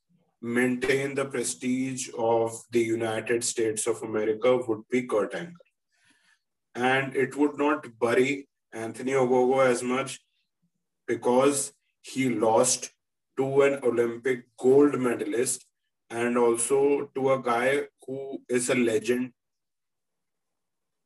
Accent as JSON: {"language": "English", "country": "India", "said": "we are here from India"}